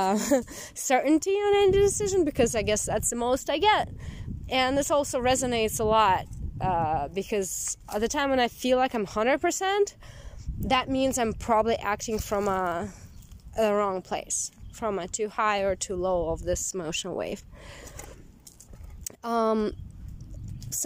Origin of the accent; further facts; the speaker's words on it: Siberia, Russia; moved away as an adult; also born or lived in Moscow, Russia; now in United States; when I left my hometown in Siberia and I moved to Moscow